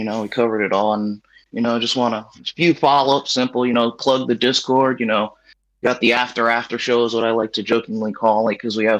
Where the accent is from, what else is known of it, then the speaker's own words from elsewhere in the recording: United States; seeing as they're based out of my home state of Carolina now